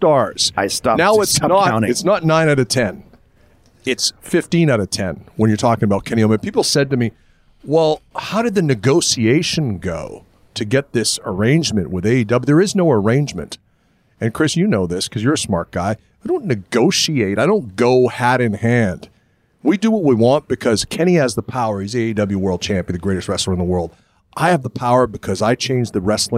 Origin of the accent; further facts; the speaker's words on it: Winnipeg, Manitoba, Canada; we grew up in Winnipeg watching Nick Bockwinkle